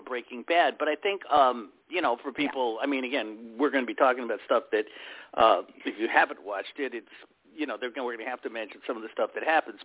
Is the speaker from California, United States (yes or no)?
no; Cleveland, Ohio, United States; my hometown of Cleveland